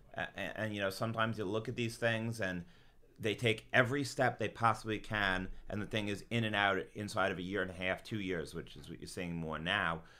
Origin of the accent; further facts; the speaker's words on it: South Shore, Long Island, New York, United States; also born or lived in Boston; South Shore, Long Island